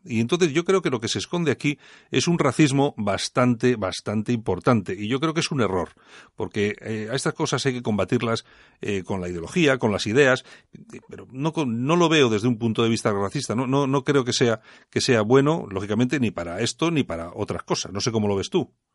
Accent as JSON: {"language": "Spanish", "town": "Bilbao", "region": "Basque Country", "country": "Spain", "said": "en Bilbao somos así"}